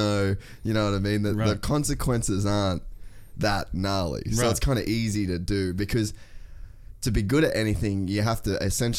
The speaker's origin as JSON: {"language": "English", "town": "Cairns", "region": "Queensland", "country": "Australia", "tie": "born or raised there", "also_born_or_lived": "Los Angeles, United States / Cape York", "moved": "as an adult", "lives_now": "Gold Coast, Australia", "said": "I grew up in Cairns."}